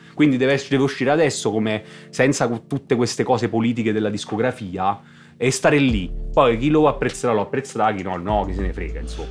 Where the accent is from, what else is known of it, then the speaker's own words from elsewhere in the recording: Benevento, Campania, Italy; per un beneventano fingere di essere un napoletano è difficile proprio, non lo sono